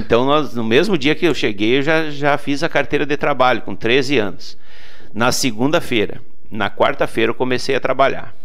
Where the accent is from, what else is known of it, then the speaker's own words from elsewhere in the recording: Vicente Dutra, Rio Grande do Sul, Brazil; now in Portão, Brazil; sou natural de uma cidadezinha chamada Vicente Dutra, que fica oh. lá no interior do Rio Grande do Sul